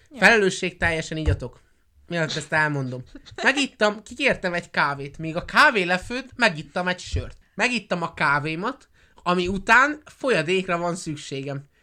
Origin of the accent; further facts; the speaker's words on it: Budapest, Hungary; born there; mivel a apukám budapesti volt, anyukámmal Budapesten ismerkedtek meg, én Budapestre születtem, rokon, papám itt élt